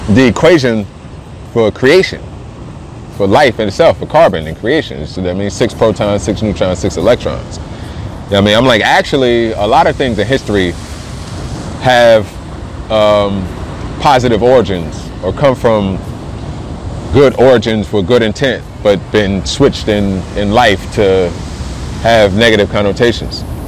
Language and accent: English; New Jersey, United States; moved away as an adult; also born or lived in Colorado Springs, Colorado; now in Denver, United States; I'm from Jersey. I'm calling back home.